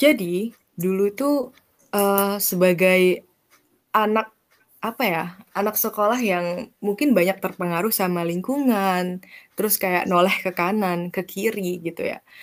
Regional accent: Banyuwangi, East Java, Indonesia; moved away; aku asalnya kampung aku kan di Banyuwangi, terus gak di hmm. Banyuwangi kotanya gitu, di suatu kecamatan yang cukup kecil

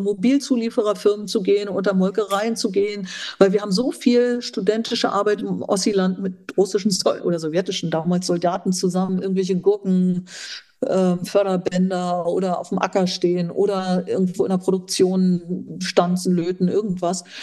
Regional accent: eastern Germany, Germany; meine, ich habe eine ostdeutsche Sozialisation.

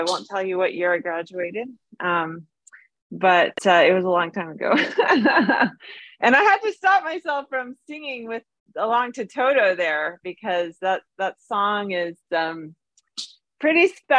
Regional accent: Kenya; But it's funny because growing up in Kenya, it was almost the opposite. You know, when I was growing up there, I was so proud to be American

